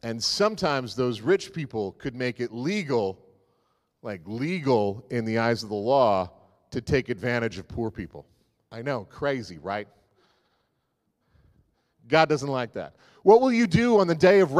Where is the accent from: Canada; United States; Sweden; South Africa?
Canada; the Maritimes; I grew up in the Maritimes